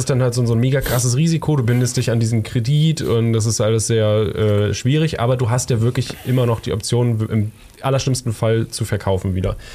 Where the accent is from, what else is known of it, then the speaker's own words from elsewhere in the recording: Berlin, Germany; ich kann dann nicht mehr cool, cool sagen, ich komme aus Berlin